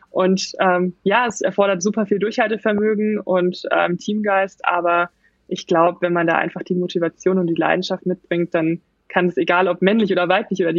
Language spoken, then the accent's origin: German; Baden-Württemberg, Germany; ich komme aus der Nähe von Mannheim